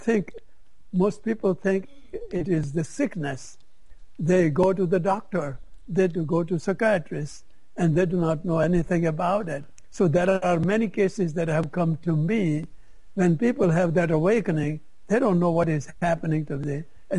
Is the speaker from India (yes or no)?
yes; India; Because when I came from India, I didn't know how to advertise.